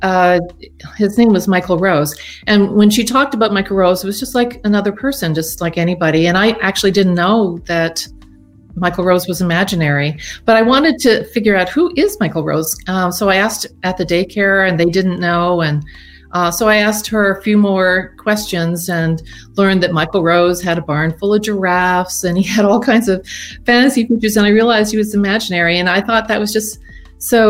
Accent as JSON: {"language": "English", "region": "Nova Scotia", "country": "Canada", "also_born_or_lived": "Oregon, United States", "moved": "as an adult", "said": "I'm from Nova Scotia, but I've been working at the University of Oregon since 1985"}